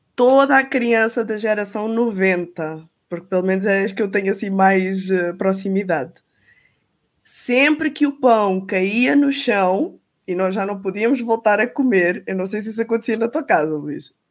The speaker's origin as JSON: {"language": "Portuguese", "country": "Portugal"}